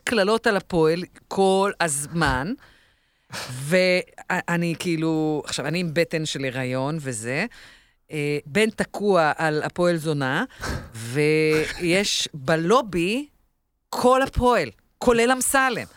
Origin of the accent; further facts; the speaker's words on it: Israel; אנחנו כישראלים